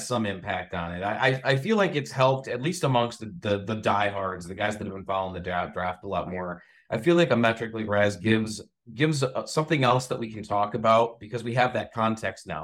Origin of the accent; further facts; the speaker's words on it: Michigan, United States; also born or lived in Westphalia, Michigan / Sand Lake, Michigan / Cedar Springs, Michigan; I'm from here in Michigan. I lived in Baja Westphalia for a long